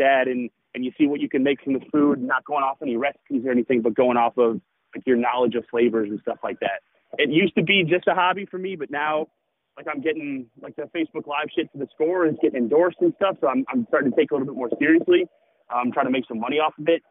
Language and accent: English; Schaumburg, Illinois, United States; now in Chicago, United States; I grew up in Schaumburg, but when I went to college, I moved down to the city